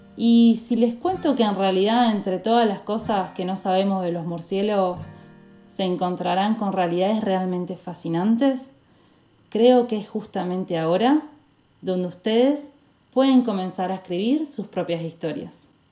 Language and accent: Spanish; Corrientes, Argentina; Nuestra querida tierra correntina